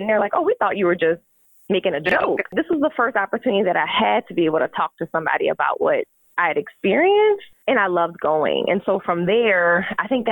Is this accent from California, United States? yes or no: no; Louisiana, United States; We know we're both from Louisiana